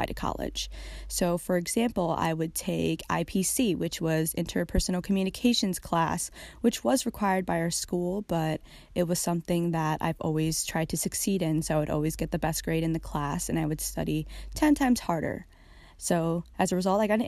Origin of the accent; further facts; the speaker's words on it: United States; As a girl growing up in America as a Filipino American